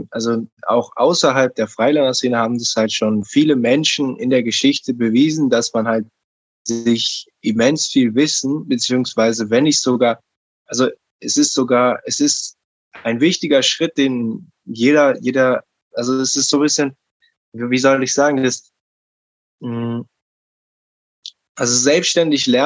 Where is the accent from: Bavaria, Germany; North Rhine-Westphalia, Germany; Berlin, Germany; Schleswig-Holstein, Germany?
Berlin, Germany; Also ich bin in Neukölln aufgewachsen und ich hatte ähm, als Umfeld schon ein schwieriges Umfeld.